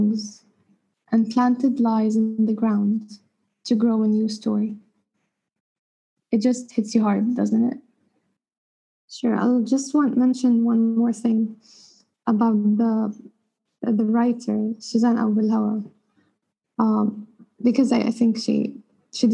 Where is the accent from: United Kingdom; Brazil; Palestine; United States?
Palestine; now in Cairo, Egypt; I'm a Palestinian based in Cairo